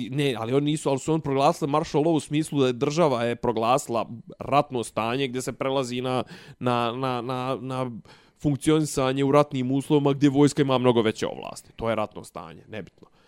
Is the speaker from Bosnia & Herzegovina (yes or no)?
no; Serbia